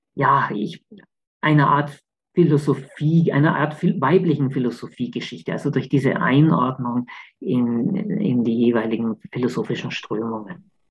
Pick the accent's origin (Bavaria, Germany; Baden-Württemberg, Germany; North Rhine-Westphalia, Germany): Bavaria, Germany; Königsbrunn; moved away; also born or lived in Augsburg; Ich, ich bin ja in der Nähe von Augsburg aufgewachsen, in Königsbrunn